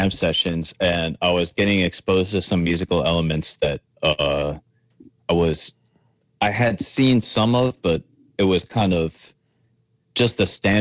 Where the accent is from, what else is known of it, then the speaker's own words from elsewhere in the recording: New Orleans, Louisiana, United States; moved away as an adult; now in New York, United States; growing up in New Orleans, I went to New Orleans Center for Creative Arts